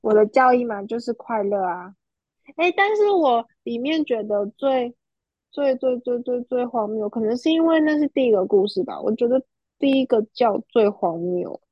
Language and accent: Chinese; Taiwan; 我是台湾人，所以我信的是佛教跟道教